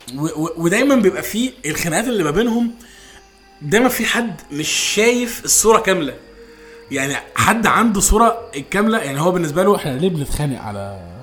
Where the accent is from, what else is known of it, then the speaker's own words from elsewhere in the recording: Egypt; احنا كاطفال مصريين